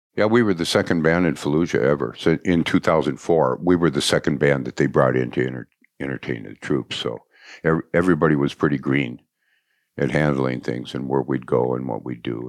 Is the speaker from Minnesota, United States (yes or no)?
yes; Anoka, Minnesota, United States; also born or lived in Blaine, Minnesota; I was from Anoka